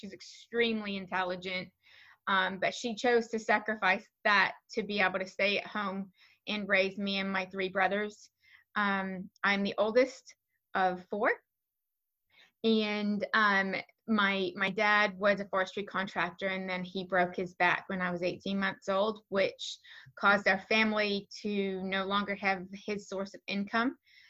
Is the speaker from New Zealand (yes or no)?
yes; New Zealand; So I grew up in New Zealand. I know my accent doesn't reflect what most people consider a New Zealand accent.